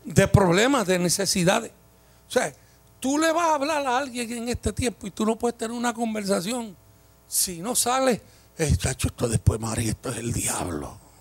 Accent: Puerto Rico; como somos los boricuas

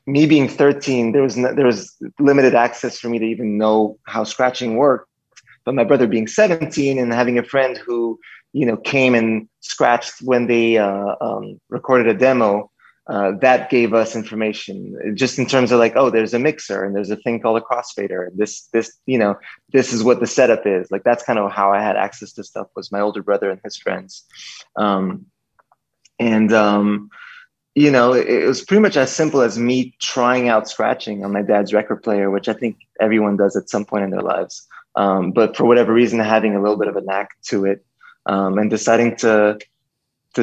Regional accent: Montreal, Quebec, Canada; I grew up in Montreal, Canada

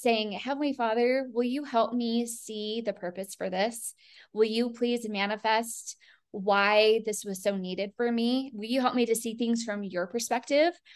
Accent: Colorado, United States; he and I are both born and raised in Colorado

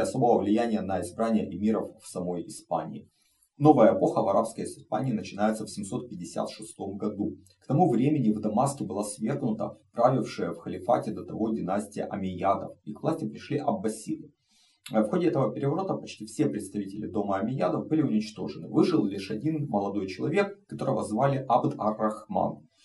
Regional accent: Ukraine; moved away as an adult; Россия напала на мою страну, Украина в огне, а, мой родной город под бомбежками и ракетными обстрелами оккупантов

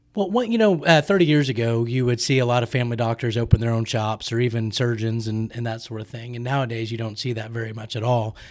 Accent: Oklahoma City, Oklahoma, United States; I grew up in Oklahoma City

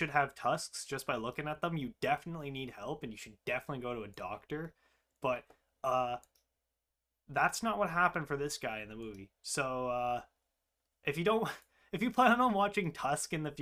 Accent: Canada; We're Canadian, like, if you couldn't tell by our accents

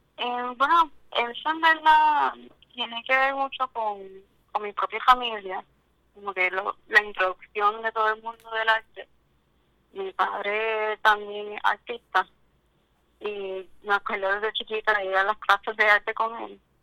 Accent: Cabo Rojo, Puerto Rico; soy de Cabo Rojo

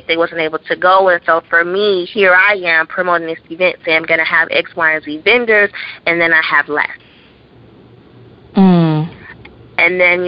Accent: Chicago, Illinois, United States; moved away; back in my hometown, Chicago.

